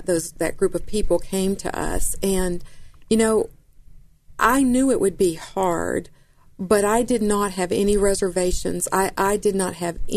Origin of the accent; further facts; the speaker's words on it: Atlanta, Georgia, United States; moved away as an adult; now in Memphis, United States; I grew up in Atlanta